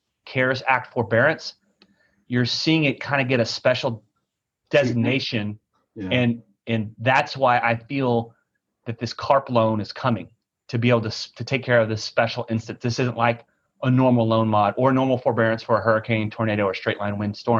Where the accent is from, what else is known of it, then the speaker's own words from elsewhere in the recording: Texas, United States; I'm from Texas